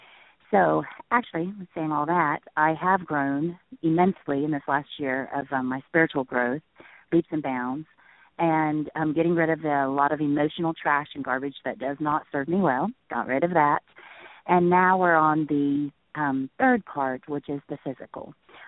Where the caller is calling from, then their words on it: Ohio, United States; I'm calling from Ohio.